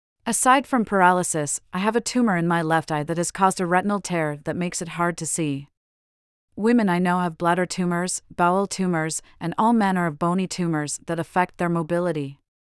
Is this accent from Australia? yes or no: yes; Australia; moved away as an adult; It's forced me to accept that I will, almost definitely, not see my home country, Australia, ever again. I've spent most of the past decade traveling abroad and far away from the antipodes